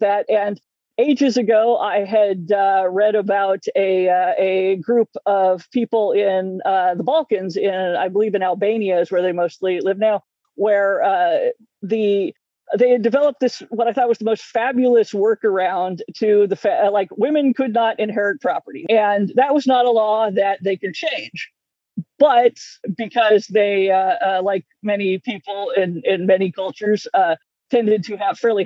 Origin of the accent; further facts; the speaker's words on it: United States; I'm American